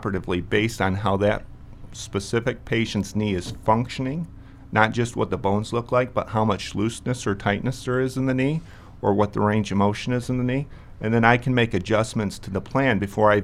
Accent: rural Michigan, United States; moved away as an adult; now in Brookings, United States; I'm from rural Michigan. That's where I grew up

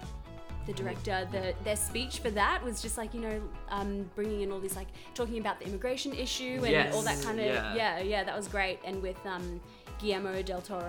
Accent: Australia; we're Australian.

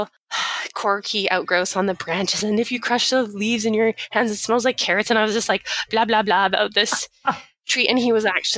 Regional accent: Vernon, British Columbia, Canada; also born or lived in Victoria, British Columbia; back home in Vernon, because we're both from Vernon, British Columbia

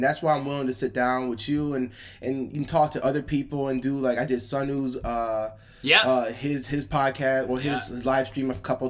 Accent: Michigan, United States; now in Chicago, United States; I moved cities. I'm from Michigan originally, so I moved from Michigan to Chicago.

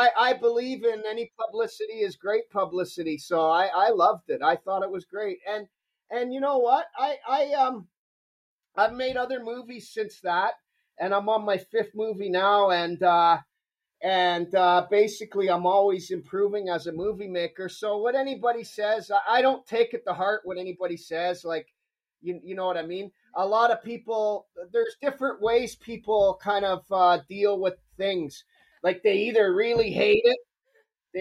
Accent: Toronto, Ontario, Canada; also born or lived in Scarborough; I was born and raised in Toronto

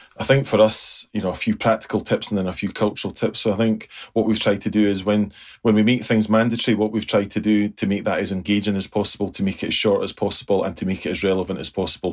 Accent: United Kingdom; us being very British

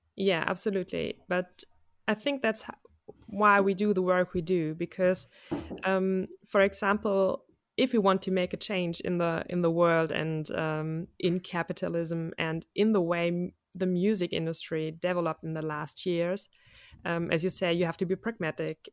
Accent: Germany; I'm a musician from Germany

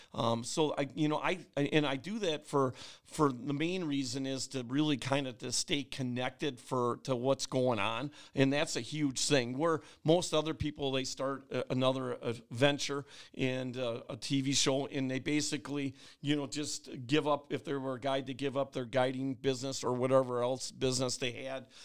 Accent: Oshkosh, Wisconsin, United States; also born or lived in Berlin, Wisconsin; I grew up in Oshkosh on Lake Winnebago

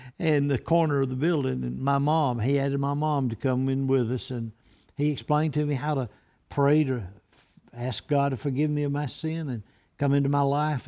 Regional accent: Rimlap, Alabama, United States; also born or lived in New Orleans, Louisiana; our family moved from New Orleans there, and, uh, I went to elementary school at a little, a two-room schoolhouse at Rimlap

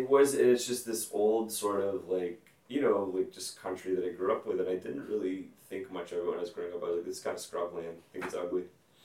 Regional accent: Alexandria, Louisiana, United States; So I grew up just outside of Alexandria

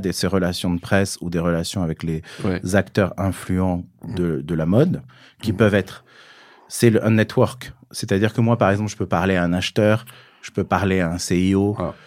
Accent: Vialas, Occitania, France; moved away; also born or lived in Alès, Gard; vivait dans un village de 200 habitants qui s'appelle Vialas, qui est dans les Cévennes

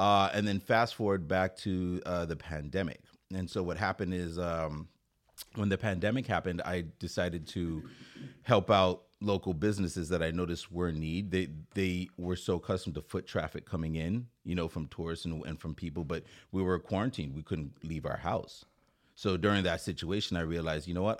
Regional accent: Saint Croix, U.S. Virgin Islands; now in Oceanside, United States; I'm from Saint Croix. It's a fr-, it's an island in the U S territory. It's called, uh, Saint Croix in the United States Virgin Islands.

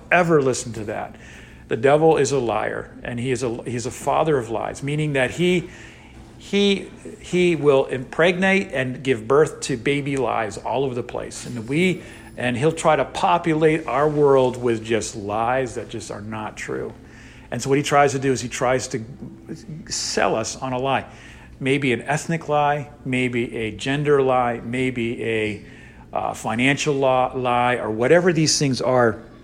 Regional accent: Northeast, United States; now in Texas, United States; I'm from the Northeast

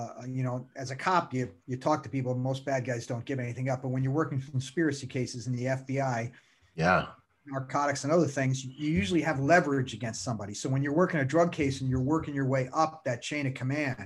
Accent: New York, United States; also born or lived in Bronx; I grew up in New York, lived in the Bronx for years

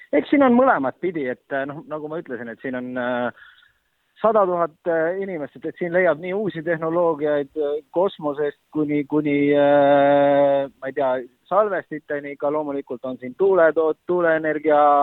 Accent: Estonia; ma olen Eestist

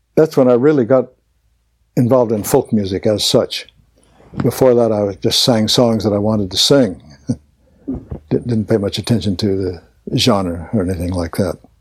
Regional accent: Crockett, Texas, United States; born or raised there; also born or lived in Tulsa, Oklahoma / Beaumont, Texas

